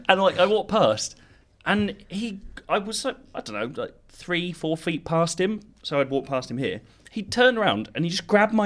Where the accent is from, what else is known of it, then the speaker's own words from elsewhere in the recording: London, United Kingdom; I'm a Londoner.